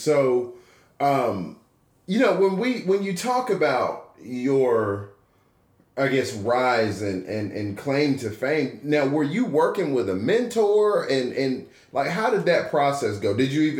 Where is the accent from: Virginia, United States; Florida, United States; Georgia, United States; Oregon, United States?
Georgia, United States; Atlanta; also born or lived in Albany, Georgia; I'm from Atlanta